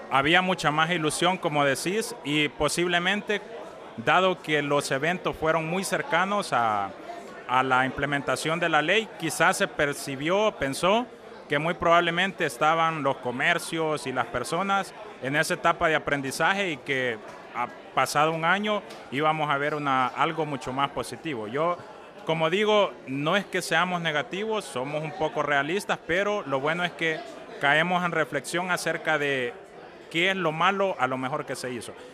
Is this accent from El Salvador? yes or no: yes; El Salvador; como salvadoreño